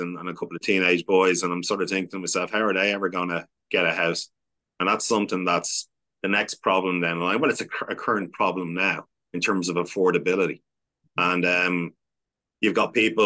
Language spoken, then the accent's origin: English; Ireland; we as the Irish, we traveled the world and immigrated across the world when we were having a tough time